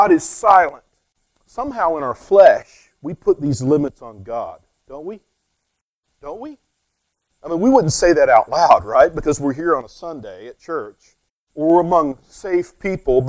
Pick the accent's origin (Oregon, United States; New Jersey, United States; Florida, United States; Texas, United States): Texas, United States; West; I'm from West Texas